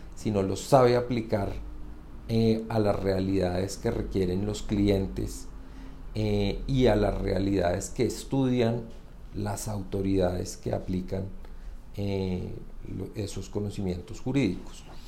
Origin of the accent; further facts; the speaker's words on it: Bogotá, Colombia; soy bogotano